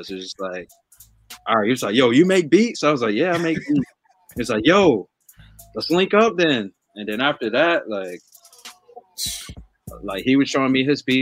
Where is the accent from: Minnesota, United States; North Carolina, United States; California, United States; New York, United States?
North Carolina, United States; Charlotte; moved away as an adult; now in Boston, United States; I'm from Charlotte, North Carolina. Basically, grew up here. Uh, grew up there, and as soon as I graduated high school, I moved up to Boston.